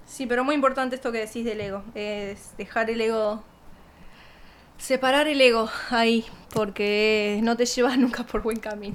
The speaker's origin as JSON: {"language": "Spanish", "country": "Argentina", "tie": "born or raised there", "moved": "yes", "said": "donde yo me crié o hasta no irme de Argentina"}